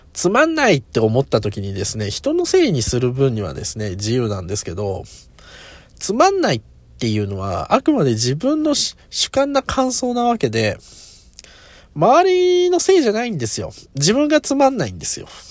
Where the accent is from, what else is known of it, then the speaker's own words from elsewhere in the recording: Aichi, Japan; now in Kanagawa, Japan; もともと自分は地元が愛知で